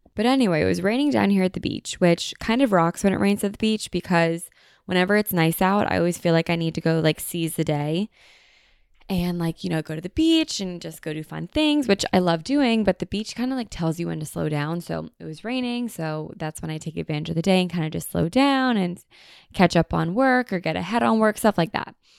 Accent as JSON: {"language": "English", "country": "United States", "said": "we are so American"}